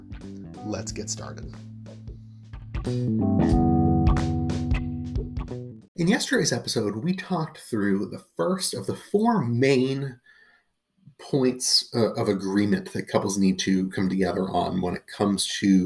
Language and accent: English; Massachusetts, United States; moved away; also born or lived in Washington, D.C.; I grew up in Massachusetts